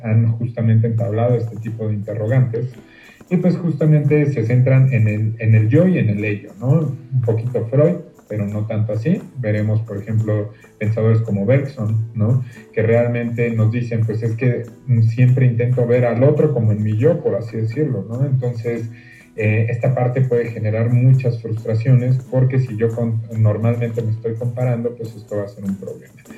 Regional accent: Mexico; como mexicano que soy

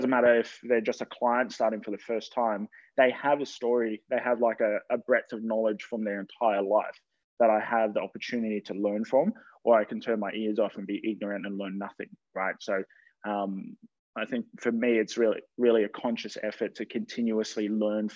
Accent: Campbelltown, New South Wales, Australia; also born or lived in Canberra; When I grew up there, when my parents moved us there, when I think it was 10 years old

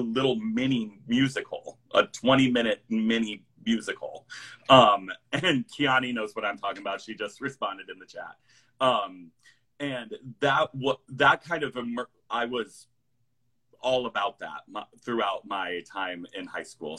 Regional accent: Iowa, United States; also born or lived in New York City; I grew up here. My folks are still here.

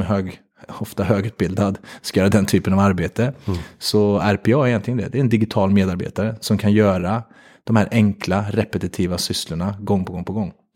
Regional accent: Värmland, Sweden; Jag kommer från Värmland

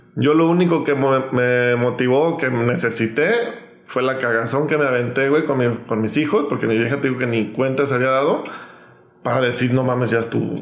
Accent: Mexico; yo soy mexicano

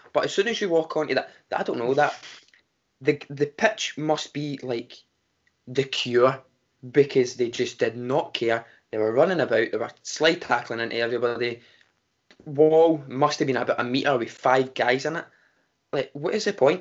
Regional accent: Glasgow, Scotland, United Kingdom; we're from Glasgow

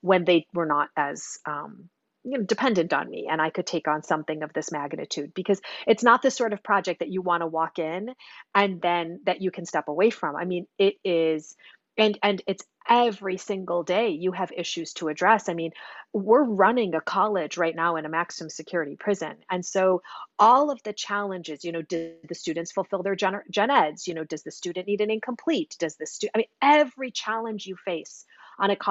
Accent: Chicago, Illinois, United States; I grew up in Chicago

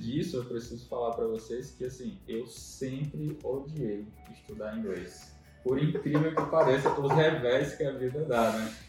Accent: Brasília, Federal District, Brazil; moved away as an adult; also born or lived in Maceió, Alagoas; now in São Luís, Brazil; mas eu sou de Brasília

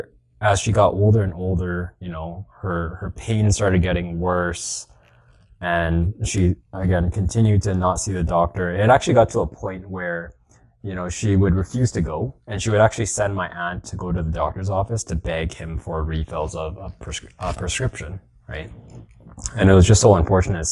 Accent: Edmonton, Alberta, Canada; born and raised in Edmonton

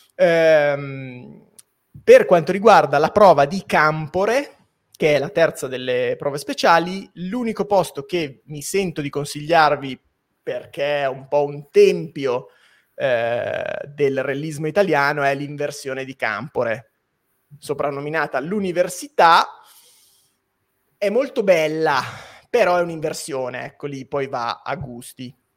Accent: Biella, Piedmont, Italy; io sono di Biella

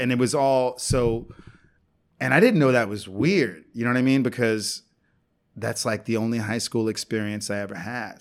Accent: New York City, New York, United States; also born or lived in San Juan, Puerto Rico / Brooklyn, New York; I grew up in New York City

